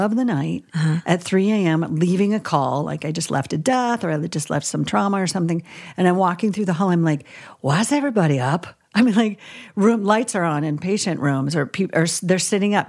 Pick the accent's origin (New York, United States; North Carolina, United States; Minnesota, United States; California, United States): Minnesota, United States; I grew up in Minnesota